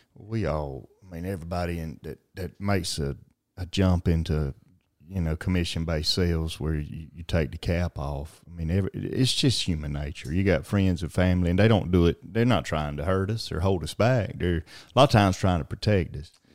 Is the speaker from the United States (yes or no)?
yes; Alma, Georgia, United States; big city of Alma, Georgia, Blue Ridge capital of the world, and, uh, my hometown as well